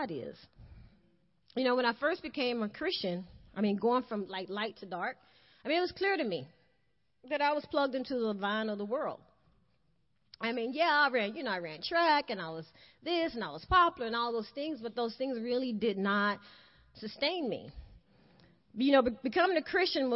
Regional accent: the South, United States; I'm from the South, you know, like we love to eat

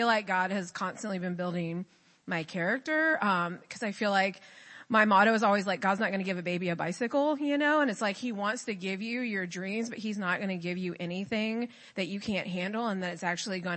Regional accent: Georgia, United States; I'm from Georgia.

